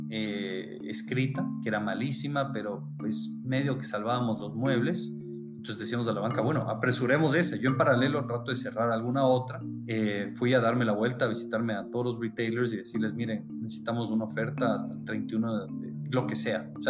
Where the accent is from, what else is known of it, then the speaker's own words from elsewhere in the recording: Quito, Pichincha, Ecuador; born there; Eh, sí, nací en, en Quito, Ecuador.